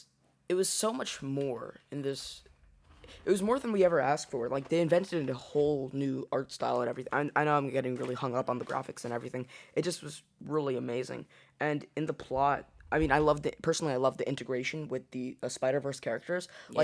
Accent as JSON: {"language": "English", "country": "India", "said": "I'm from India, what do you mean?"}